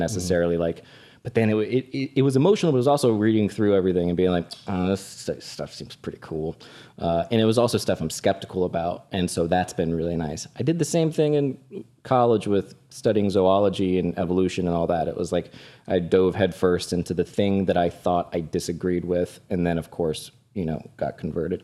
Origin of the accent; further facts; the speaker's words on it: Florida, United States; moved away; Orlando and Tampa. Uh, my home state